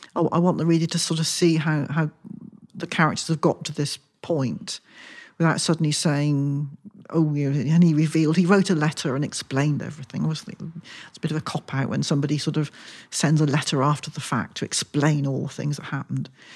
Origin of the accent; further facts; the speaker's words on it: Wilton, South West England, United Kingdom; moved away as an adult; also born or lived in London; I grew up in Wilson, just outside Salisbury